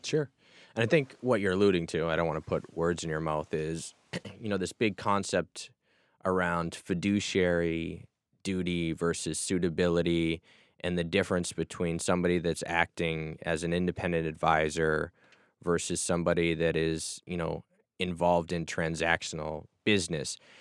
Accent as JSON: {"language": "English", "region": "Massachusetts", "country": "United States", "tie": "born or raised there", "said": "I grew up in Massachusetts"}